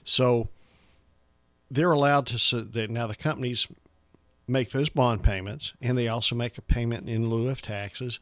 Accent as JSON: {"language": "English", "town": "Franklin", "region": "Tennessee", "country": "United States", "tie": "born or raised there", "said": "I'm pretty much from Middle Tennessee, graduated from Franklin High School"}